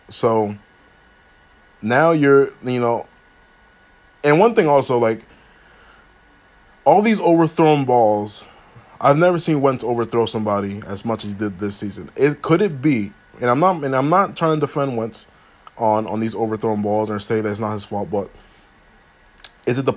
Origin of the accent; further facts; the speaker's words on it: Philadelphia, Pennsylvania, United States; I'm a Philly. I'm like I'm from Philadelphia as well, just like you guys.